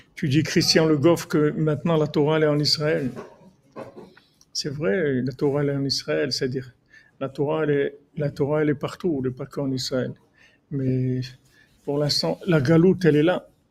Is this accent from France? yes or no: no; Morocco; je suis un Marocain